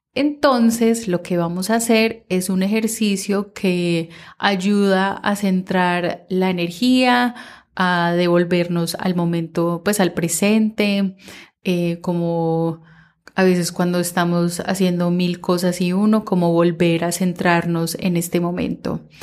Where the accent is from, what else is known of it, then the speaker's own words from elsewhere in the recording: Minnesota, United States; mientras crecí en Minnesota